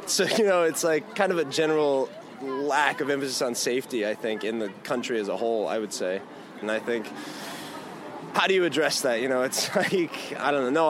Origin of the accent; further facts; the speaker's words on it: Florida, United States; moved away as an adult; now in South Korea; I'm from Florida. I guess it happened right before we came to Korea